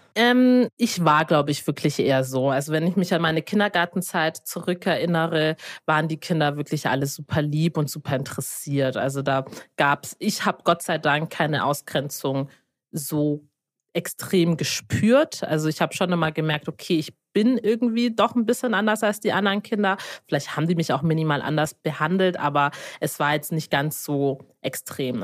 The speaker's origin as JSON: {"language": "German", "town": "Lindau", "region": "Bavaria", "country": "Germany", "tie": "born or raised there", "said": "ich bin in Lindau geboren"}